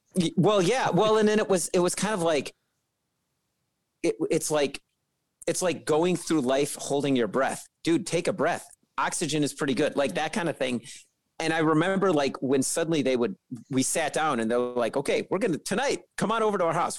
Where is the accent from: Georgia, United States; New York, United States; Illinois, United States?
Illinois, United States; Chicago; I'm a trumpet player and I'm from Chicago